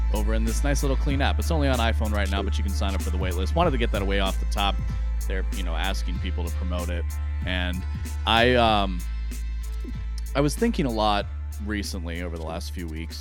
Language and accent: English; United States; as an American